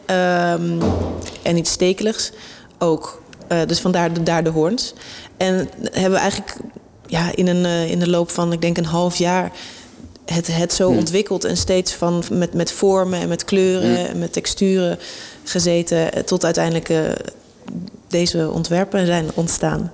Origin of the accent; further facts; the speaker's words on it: Amsterdam, North Holland, Netherlands; ik ben in Amsterdam opgegroeid